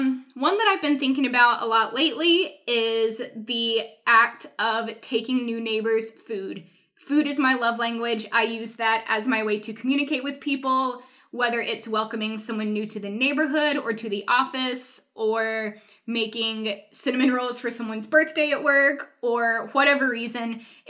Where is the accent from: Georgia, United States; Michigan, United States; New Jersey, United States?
Georgia, United States; Atlanta; also born or lived in North Carolina / Philadelphia; now in Chattanooga, United States; So if you don't know, I'm originally from North Carolina, hence all the love for barbecue. I grew up in Atlanta. I've moved back and forth between Atlanta and Philadelphia 3 times.